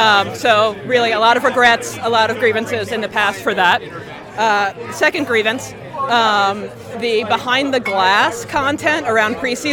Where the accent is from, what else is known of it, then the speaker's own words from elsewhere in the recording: Philadelphia, Pennsylvania, United States; it's my birthright as a Philadelphian